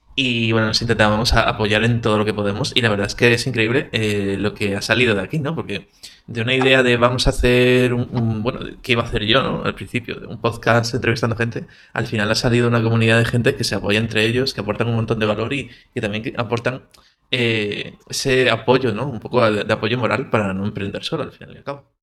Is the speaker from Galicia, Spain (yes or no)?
yes; Galicia, Spain; yo es que soy de, de Galicia